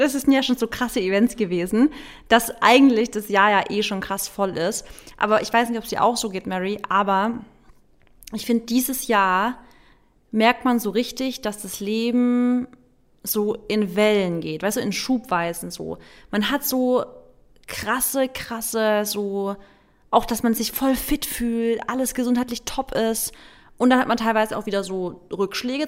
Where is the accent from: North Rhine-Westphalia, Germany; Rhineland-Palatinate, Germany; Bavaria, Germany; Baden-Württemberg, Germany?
Baden-Württemberg, Germany; bei uns in Baden-Württemberg